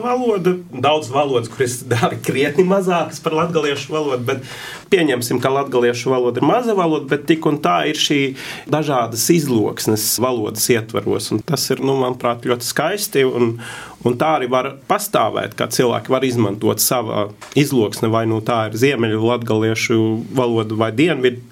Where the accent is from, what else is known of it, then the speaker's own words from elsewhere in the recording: Norway; Latvian is a second language; es esmu no Norvēģijas